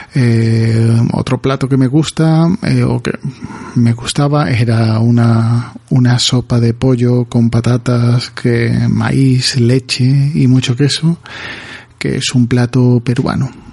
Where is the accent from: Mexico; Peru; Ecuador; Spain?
Spain; Galicia; Estoy en Galicia y soy un gallego más